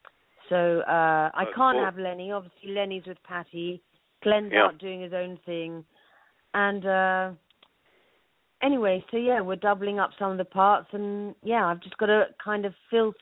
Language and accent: English; London, United Kingdom; also born or lived in New York, United States; You know, Caribbean music and punk, West London punk music. And that's what I grew up with on the English side.